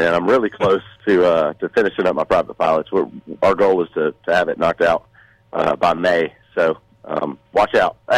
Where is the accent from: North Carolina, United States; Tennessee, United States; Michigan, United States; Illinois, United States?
Tennessee, United States; I grew up in Tennessee